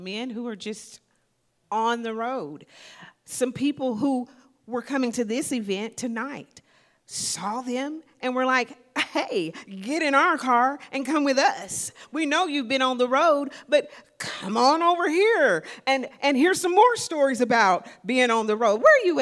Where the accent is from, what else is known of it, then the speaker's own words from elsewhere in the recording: Southeast Missouri, United States; now in Spokane, United States; Southeast Missouri is where I grew up.